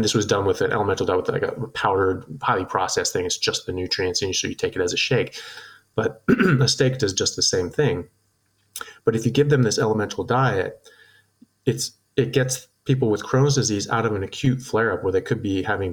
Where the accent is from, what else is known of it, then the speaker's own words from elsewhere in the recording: United States; moved away as an adult; now in Australia; I'm an American medical doctor. I am a neurosurgical resident, and I currently practice in Australia